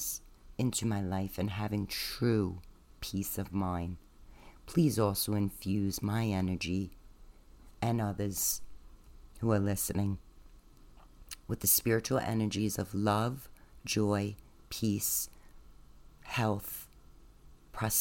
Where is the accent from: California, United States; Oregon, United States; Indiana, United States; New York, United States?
New York, United States; New York City; accent: Staten Island; It's my Staten Island accent.